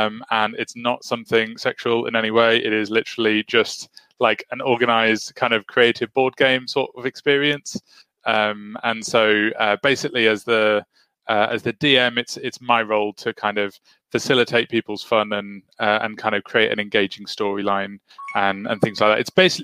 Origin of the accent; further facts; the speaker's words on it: Whitehaven, North West England, United Kingdom; now in Preston, United Kingdom; I'm from West Cumbria, so over on Whitehaven is my hometown, although I don't have the accent, so you just have to take my word on it. So moved down to Preston last year